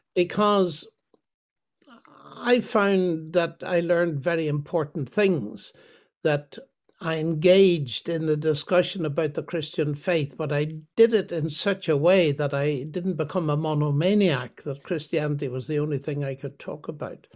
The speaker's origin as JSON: {"language": "English", "region": "Northern Ireland", "country": "United Kingdom", "tie": "born or raised there", "said": "I was born in Northern Ireland, but my ancestry is the same as yours. It's Scottish, uh, Lowland Scots."}